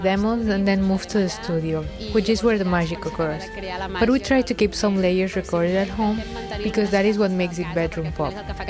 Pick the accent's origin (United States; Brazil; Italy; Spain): Spain; Sabadell, Catalonia; English is a second language; now in Barcelona, Spain